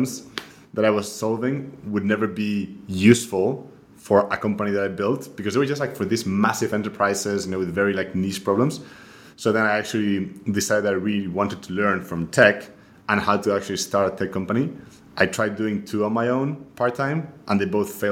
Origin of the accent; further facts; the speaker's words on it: Spain; moved away as an adult; also born or lived in Munich; now in New York, United States; I'm originally from Spain, so I grew up there